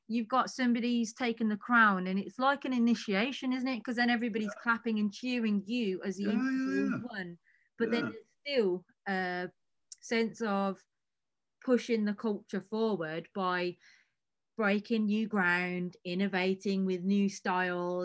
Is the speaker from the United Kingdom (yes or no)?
yes; United Kingdom; we are not American over here